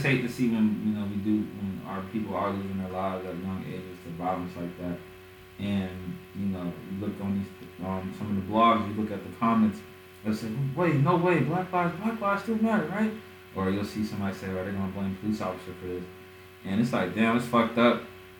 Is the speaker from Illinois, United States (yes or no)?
yes; Chicago, Illinois, United States; We're from Chicago.